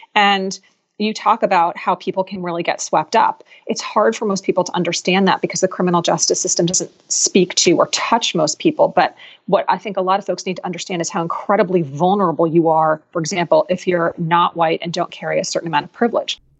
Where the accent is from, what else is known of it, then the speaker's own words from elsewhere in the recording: Philadelphia, Pennsylvania, United States; Philadelphia, which is my hometown